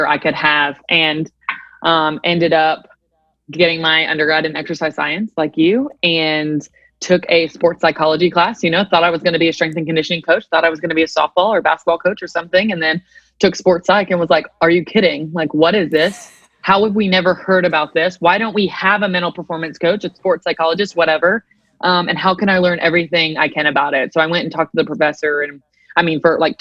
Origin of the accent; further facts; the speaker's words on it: Nashville, Tennessee, United States; also born or lived in Chattanooga, Tennessee; born and raised in Nashville, Tennessee